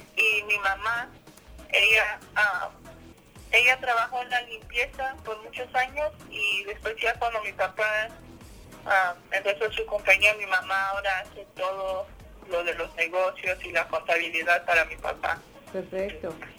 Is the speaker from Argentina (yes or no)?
no; Idaho, United States; also born or lived in California; mi hermana y yo nacimos en California y mis papás ahí estaban trabajando. Entonces, ah, yo como tenía un año cuando mis papás se mudaron a Idaho